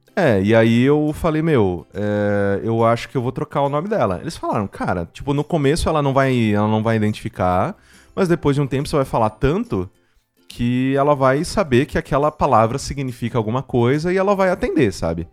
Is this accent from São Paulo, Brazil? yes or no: yes; Mococa, São Paulo, Brazil; moved away as an adult; now in São Paulo, Brazil; Exato, eu sou de Mococa. Assim, eu não nasci em Mococa, eu nasci aqui em São Paulo.